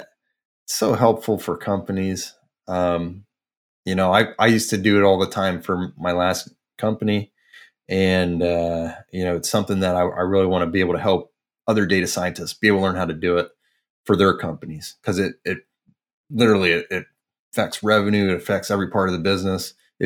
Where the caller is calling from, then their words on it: State College, Pennsylvania, United States; Sunny State College, Pennsylvania.